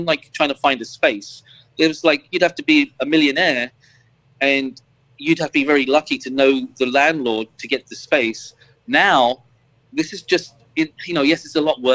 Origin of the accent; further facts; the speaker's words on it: London, United Kingdom; now in Florida, United States; Growing up in London, coming from, like, my father was working class, mum was working class too.